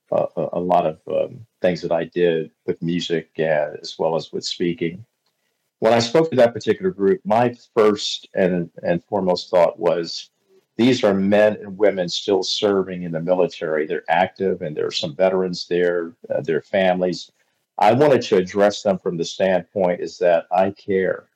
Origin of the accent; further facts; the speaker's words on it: Hagerstown, Maryland, United States; moved away as an adult; also born or lived in Tulsa, Oklahoma; I started in radio at the age of 16 in my hometown of Hagerstown, Maryland